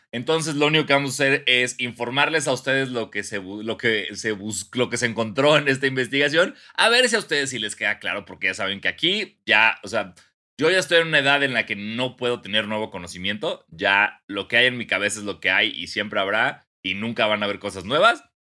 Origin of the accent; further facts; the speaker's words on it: Mexico; como mexicano